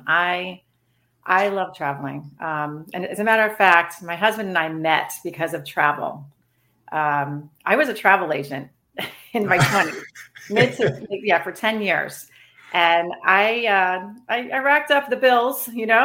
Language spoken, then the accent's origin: English; Pembroke Pines, Florida, United States; also born or lived in Chicago, Illinois / Cooper City, Florida; I grew up down here. I was born in Chicago, but I moved down here when I was 5 to Broward County.